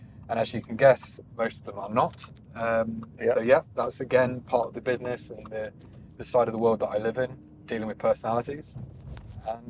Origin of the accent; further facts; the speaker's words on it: Leicester, East Midlands, United Kingdom; I was a kid from Leicester, not from money